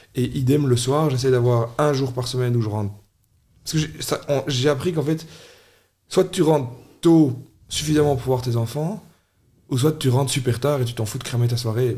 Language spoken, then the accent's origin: French; Charleroi, Wallonia, Belgium; also born or lived in Châtelineau; les racines de qui on est en tant que Carolo